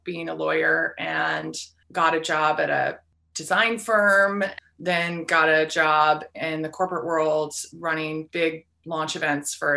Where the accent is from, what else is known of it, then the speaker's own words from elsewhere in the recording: Arcata, California, United States; moved away as an adult; also born or lived in Seattle, Washington; now in Hope, Maine, United States; I grew up in Northern California in the Redwood Forest, a little college town called Arcata, California